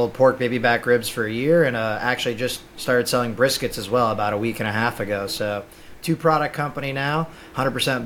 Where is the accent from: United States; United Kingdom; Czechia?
United States; Chicago, Illinois; moved away as an adult; now in New York City, United States; I'm originally from the Chicagoland area, but I've been in New York City for about 10 years now